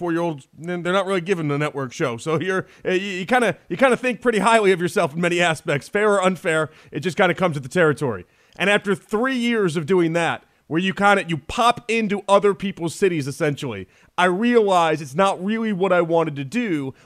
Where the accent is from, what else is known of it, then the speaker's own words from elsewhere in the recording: Chicago, Illinois, United States; moved away; also born or lived in Houston; my hometown, Chicago